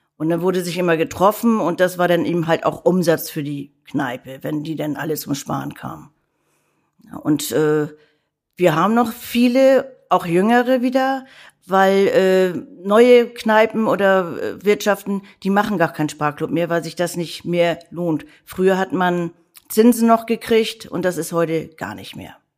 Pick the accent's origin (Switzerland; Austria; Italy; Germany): Germany; Hamburg; Ich bin echte Hamburgerin. Gebürtig und geborene Hamburgerin, die hier in Hamburg selten sind